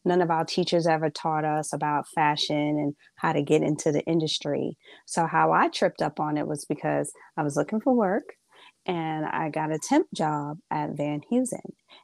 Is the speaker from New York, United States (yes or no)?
yes; New York City, New York, United States; also born or lived in Bronx; I am Brooklyn, born and raised. I am a Brooklyn girl